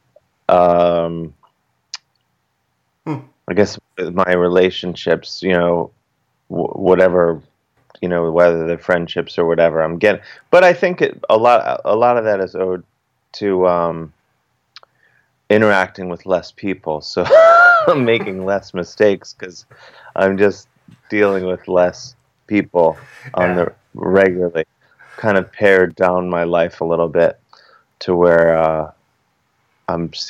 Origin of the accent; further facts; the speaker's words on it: Cleveland, Ohio, United States; now in New York City, United States; I'm originally from Cleveland, Ohio